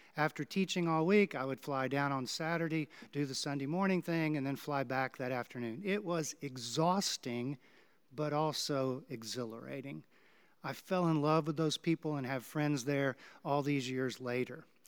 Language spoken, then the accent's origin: English; Houston, Texas, United States; now in Kansas City, United States; my hometown of Houston